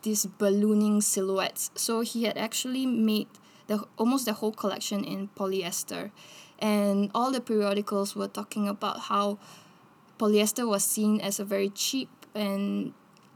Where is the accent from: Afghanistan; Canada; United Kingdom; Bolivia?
Bolivia; La Paz; I grew up in Bolivia. And in Bolivia, in La Paz, where I grew up, we have very cold winters